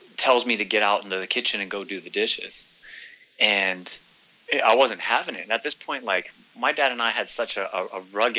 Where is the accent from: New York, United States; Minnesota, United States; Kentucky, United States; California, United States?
California, United States; Northern; now in Southern California, United States; I'm originally from Northern California. I currently reside in Southern California.